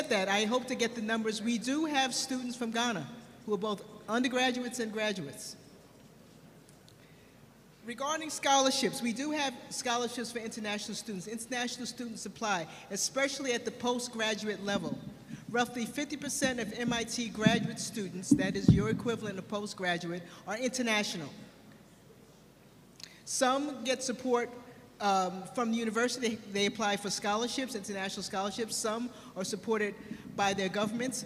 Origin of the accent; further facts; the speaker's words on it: New York City, New York, United States; I was born and raised in New York City